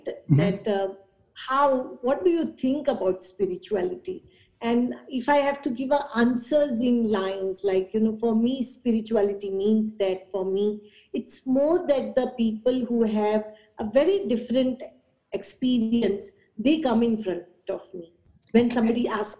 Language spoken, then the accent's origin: English; Mumbai, Maharashtra, India; I was born and raised in Mumbai.